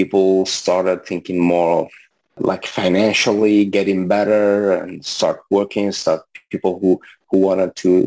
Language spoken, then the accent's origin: English; Algeria; English is a second language; moved away as an adult; also born or lived in Libya; now in Montreal, Canada; originally, I'm from Algeria. So I was born there and raised there